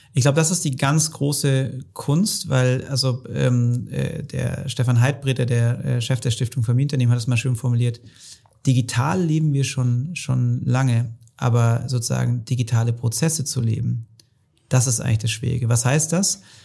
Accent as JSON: {"language": "German", "area": "Hohenlohe", "region": "Baden-Württemberg", "country": "Germany", "tie": "born or raised there", "said": "im schönen Hohenlohe muss ich jetzt mal auch die, die Kudos geben für meine Heimat"}